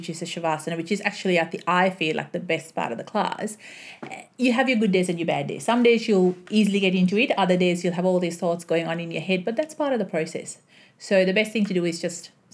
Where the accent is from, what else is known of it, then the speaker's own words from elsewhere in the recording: Sri Lanka; now in Melbourne, Australia; So my upbringings were in Sri Lanka. Then my whole family moved here to Australia. So Now I live in Australia